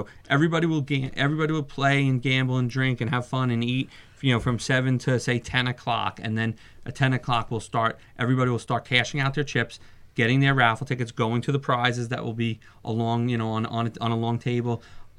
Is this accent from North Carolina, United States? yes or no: no; New York, United States; I came from New York, so a lot of, you know, I have a network of people that, you know, from Long Island